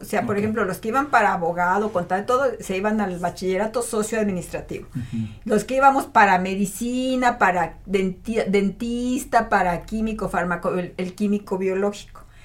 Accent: Matehuala, San Luis Potosí, Mexico; also born or lived in Monterrey, Nuevo León; ya a los cuatro años, que yo tenga cuatro años, mis papás se vienen a Matehuala y no, pues para mí fue maravillosa mi infancia en Matehuala

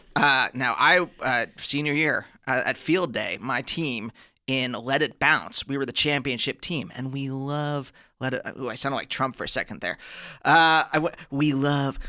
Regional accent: Pennsylvania, United States; also born or lived in New York; now in Los Angeles, United States; I'm from Pennsylvania originally

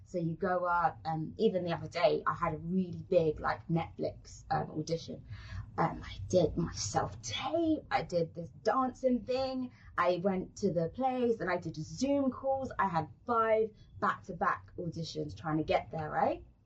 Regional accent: London, United Kingdom; accent: British; moved away as an adult; now in Turks and Caicos Islands; in London, uh, I'm from South

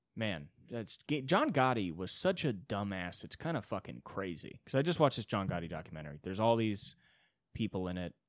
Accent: United States; I'm an American

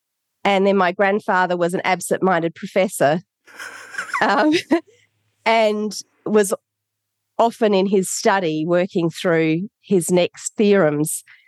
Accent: Adelaide, South Australia, Australia; born there; I was born in Adelaide, Australia. Very, very blessed to be born in Australia.

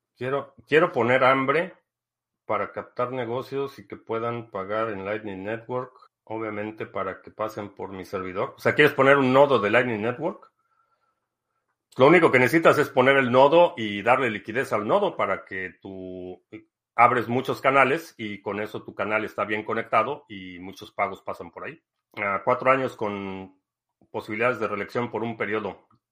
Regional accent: Mexico; moved away as an adult; also born or lived in Mexico City / Spain; now in United States; yo siendo mexicano que está acá en Estados Unidos

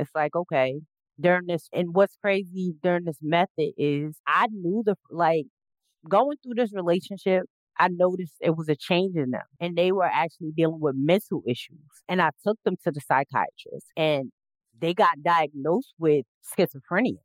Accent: South Carolina, United States; moved away; I'm from originally from South Carolina

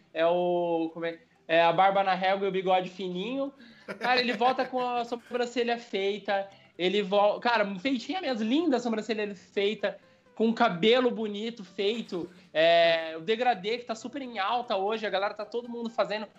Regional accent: São Paulo, Brazil; moved away as an adult; now in Curitiba, Brazil; eu sou de São Paulo, eu sou de São Paulo.

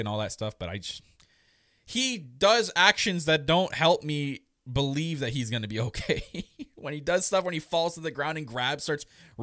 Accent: Canada; I'm Canadian.

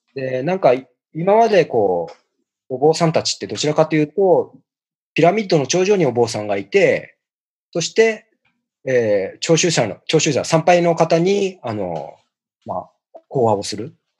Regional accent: Tokyo, Japan; 故郷の渋谷の初台

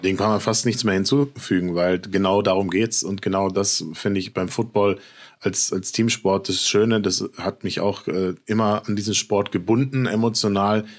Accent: Frankfurt, Hesse, Germany; Frankfurt, meine Geburtsstadt

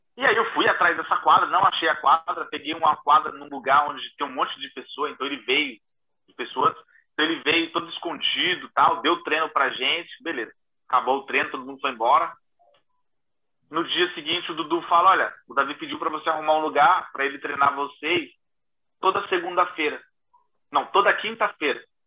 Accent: Diadema, São Paulo, Brazil; now in Paris, France; eu venho de Diadema

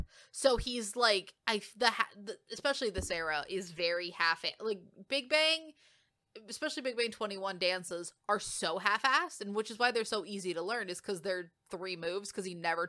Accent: New Jersey, United States; accent: Jersey

